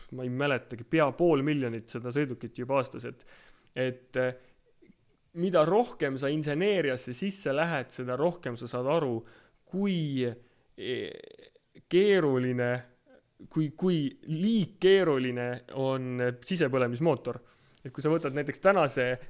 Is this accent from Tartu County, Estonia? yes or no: yes; Tartu, Tartu County, Estonia; ma olen Tartust pärit